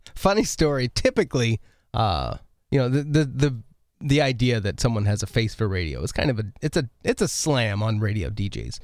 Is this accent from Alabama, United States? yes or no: no; Oregon, United States; moved away; I grew up in Oregon